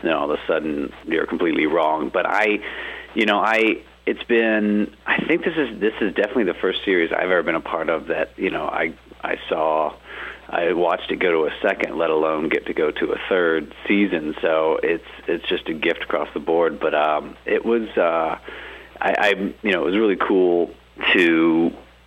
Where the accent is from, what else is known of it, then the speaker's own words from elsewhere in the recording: Charlotte, North Carolina, United States; moved away as an adult; now in Los Angeles, United States; Originally from North Carolina. Grew up in Charlotte. Moved out to L.A. like around right after college.